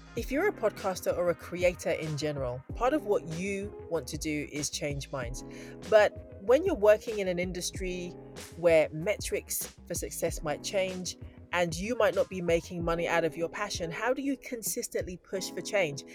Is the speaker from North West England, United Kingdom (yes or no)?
no; London, United Kingdom; I grew up in London